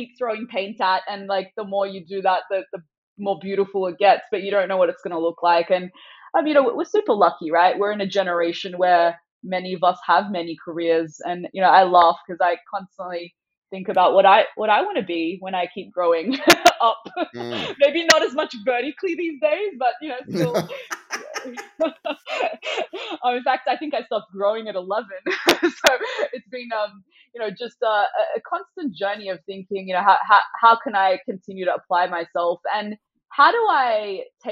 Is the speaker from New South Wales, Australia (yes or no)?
yes; Sydney, New South Wales, Australia; first language Farsi; English is a second language; moved away as an adult; also born or lived in San Francisco, United States; despite growing up in Sydney and being born, bred